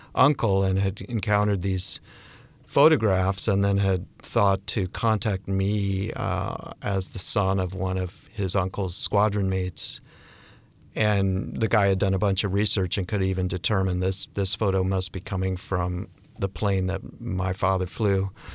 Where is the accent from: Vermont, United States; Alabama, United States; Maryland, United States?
Vermont, United States; Bennington; I'm from Bennington, Vermont